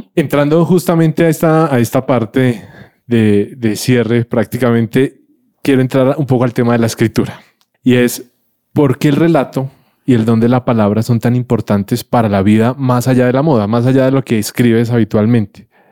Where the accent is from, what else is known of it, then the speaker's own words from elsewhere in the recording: Colombia; nosotros como colombianos